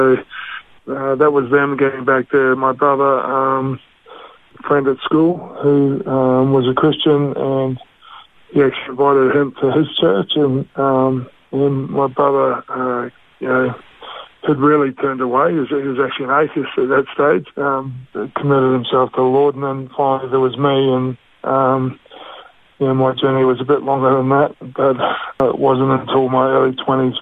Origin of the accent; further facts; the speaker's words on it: Australia; also born or lived in Mosgiel, New Zealand / Cromwell, New Zealand; And then we made the big move over to Australia as a family.